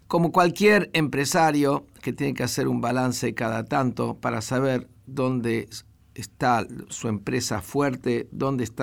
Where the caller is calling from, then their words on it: Corrientes, Argentina; Hola Rabino … de Corrientes.